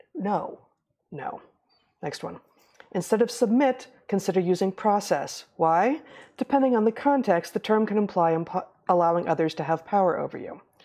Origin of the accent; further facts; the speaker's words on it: United States; I'm not gonna stop referring to myself as an American when I'm in America, when I'm in the United States of America